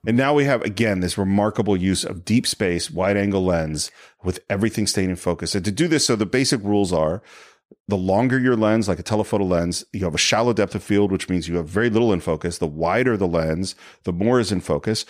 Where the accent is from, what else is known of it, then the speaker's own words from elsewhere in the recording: San Francisco, California, United States; growing up in San Francisco